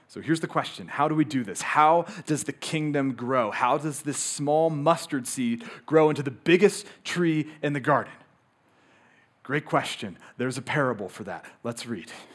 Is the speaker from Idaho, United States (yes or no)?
yes; Moscow, Idaho, United States; born or raised there